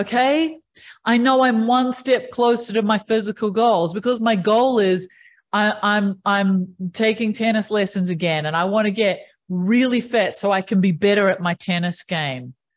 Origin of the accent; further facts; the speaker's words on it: New Zealand; I grew up in New Zealand, which is one of the most amazing places to grow up.